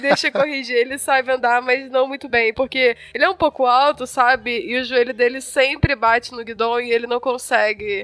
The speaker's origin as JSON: {"language": "Portuguese", "region": "Rio de Janeiro", "country": "Brazil", "moved": "yes", "lives_now": "São Paulo, Brazil", "said": "eu sou do Rio"}